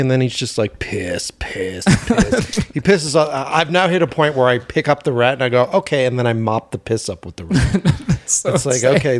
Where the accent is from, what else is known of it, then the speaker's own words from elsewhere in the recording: Boston, Massachusetts, United States; moved away as an adult; now in Los Angeles, United States; we're from Boston initially.